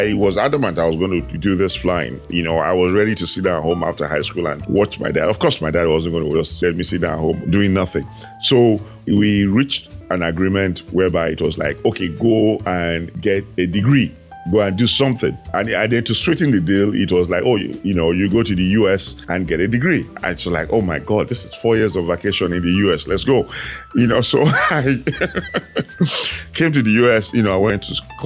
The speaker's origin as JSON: {"language": "English", "country": "Nigeria", "tie": "born or raised there", "also_born_or_lived": "Houston", "moved": "as an adult", "lives_now": "United States", "said": "I'm originally from Nigeria, born and raised there."}